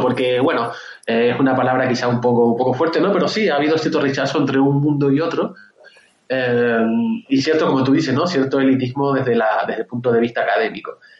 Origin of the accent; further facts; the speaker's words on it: Canary Islands, Spain; yo soy de Canarias, yo, vivo, en Canarias